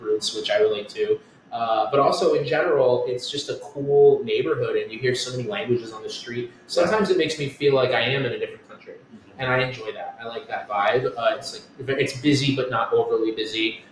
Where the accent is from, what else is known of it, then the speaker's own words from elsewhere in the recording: Westchester, New York, United States; also born or lived in Connecticut; now in Astoria, New York, United States; I grew up in Westchester, New York